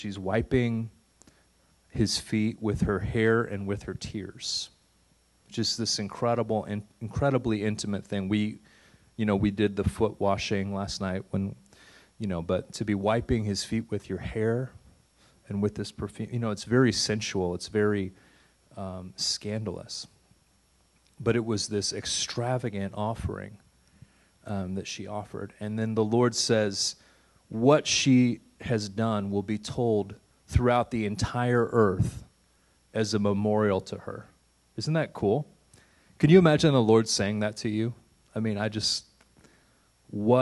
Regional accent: St. Louis, Missouri, United States; moved away as an adult; also born or lived in Santa Fe / Massachusetts; St. Louis is my hometown

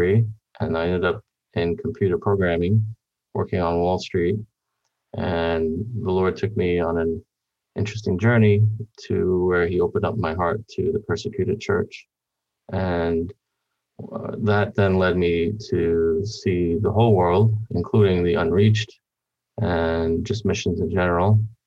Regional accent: New York City, New York, United States; My family is originally from Korea, and I was born here in Brooklyn, New York, where I grew up.

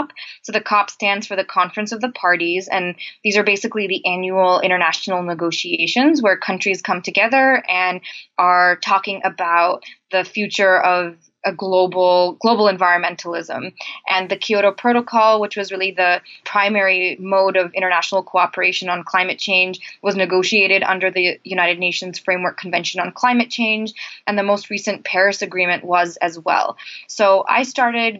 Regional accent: India; moved away; I'm originally from India, so I have always grown up and grown around kind of experiencing the dual challenges of development and poverty and the environment

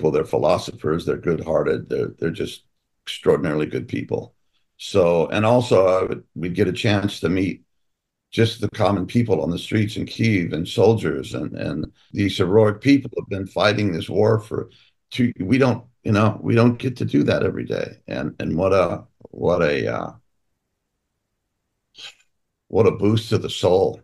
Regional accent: United States; that is hugely important to me as an American

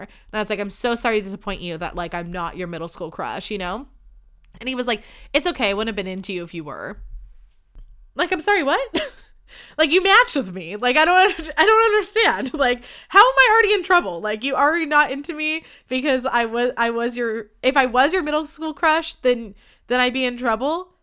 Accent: Livermore, California, United States; I'm from Livermore

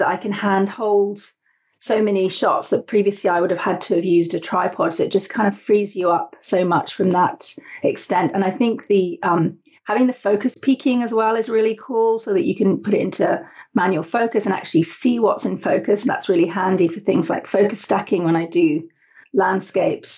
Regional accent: United Kingdom; now in Canada; Originally from the UK, which you might be able to tell from my accent. And I lived on a small island in the UK

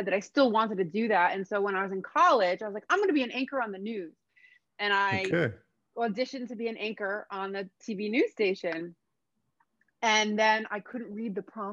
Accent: Freehold, New Jersey, United States; moved away as an adult; also born or lived in Brooklyn, New York; now in Los Angeles, United States; I grew up in New Jersey. My people are from New York. I was born in Brooklyn, but I'm a Jersey girl. I grew up in New Jersey

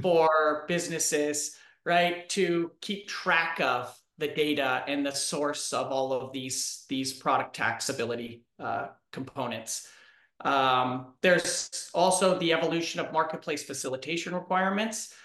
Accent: Minnesota, United States; as a Minnesotan

